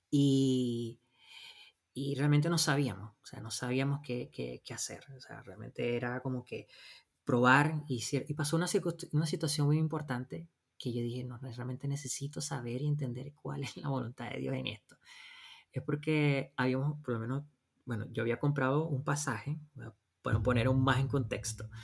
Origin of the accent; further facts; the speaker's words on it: Venezuela; moved away as an adult; nosotros nacimos y vivimos en Venezuela, nos casamos en Venezuela